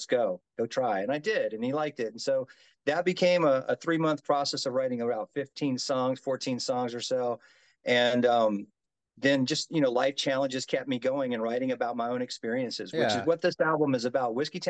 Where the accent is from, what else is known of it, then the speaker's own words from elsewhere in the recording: Mobile, Alabama, United States; also born or lived in Japan / Mississippi / Tennessee / Florida; now in Las Vegas, United States; I'm a kid from I guess you could say I'm a kid from Mobile, Alabama. So I was born and bred. I was actually born in Japan, but my father being military grew up